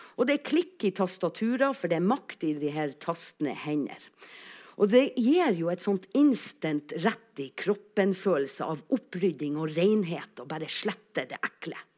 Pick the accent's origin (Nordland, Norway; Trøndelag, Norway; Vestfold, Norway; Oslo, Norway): Nordland, Norway; Alsvåg; accent: Northern Norwegian; jeg kommer altså fra Alsvåg